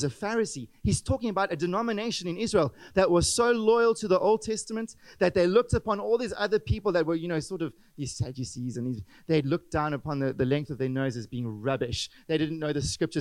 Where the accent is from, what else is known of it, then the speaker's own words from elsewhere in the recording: South Africa; English-speaking white South Africans